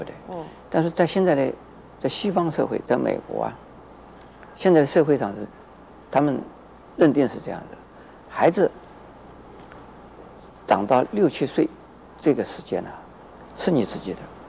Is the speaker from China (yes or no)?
yes; China; 所以是有的父母就特别是我们中国人的父母啊，是心里不甘愿的。